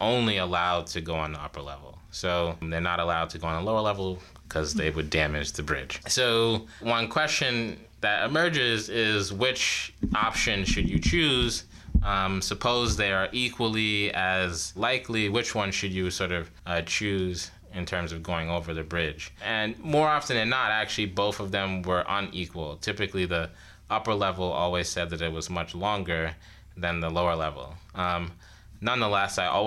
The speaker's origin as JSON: {"language": "English", "town": "New York City", "region": "New York", "country": "United States", "moved": "as an adult", "lives_now": "Ithaca, United States", "said": "I'm originally from New York City, so it was great to have an opportunity to come back home."}